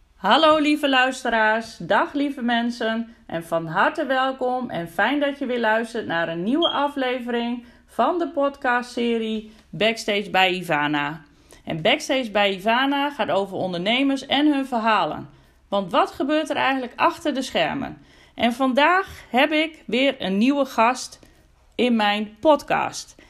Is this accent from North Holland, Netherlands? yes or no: no; Groningen, Netherlands; ik kom zelf uit Groningen, woon in Groningen